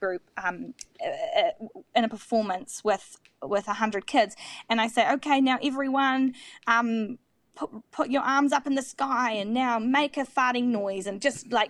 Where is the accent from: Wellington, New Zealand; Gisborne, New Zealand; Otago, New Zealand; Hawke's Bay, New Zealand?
Otago, New Zealand; Dunedin; also born or lived in Auckland; I just moved back to my hometown in Dunedin